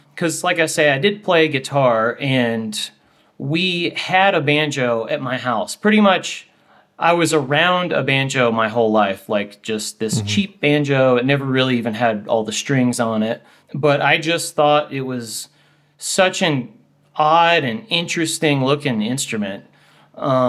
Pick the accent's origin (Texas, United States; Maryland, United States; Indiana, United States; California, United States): Texas, United States; Houston; now in Boulder, United States; I'm from Houston, Texas originally, and I live in Boulder, Colorado.